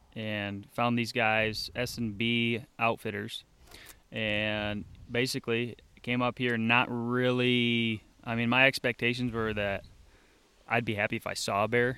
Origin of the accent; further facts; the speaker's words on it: Grand Rapids, Michigan, United States; And it turns out we're all from the Grand Rapids area.